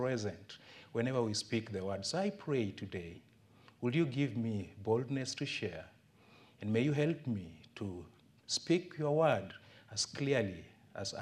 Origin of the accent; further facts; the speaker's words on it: Kisumu, Kisumu County, Kenya; also born or lived in Ongata Rongai, Kenya; now in Homa Bay, Kenya; I was born in Kisumu town. My parents lived in a slum. As I was growing up, we were sitting on stones in our house